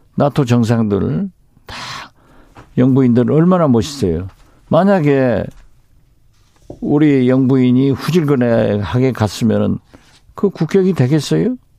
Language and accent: Korean; Jindo, South Jeolla, South Korea; moved away; 저희 고향 진도에서 자고